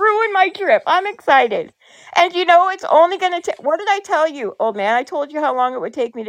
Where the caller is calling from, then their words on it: Ontario, Canada; I'm calling from Ontario, Canada.